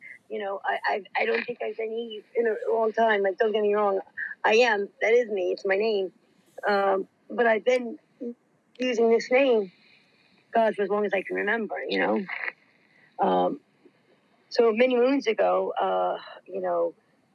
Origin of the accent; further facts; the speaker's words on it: New York City, New York, United States; being the New Yorker in me and the Bronx girl in me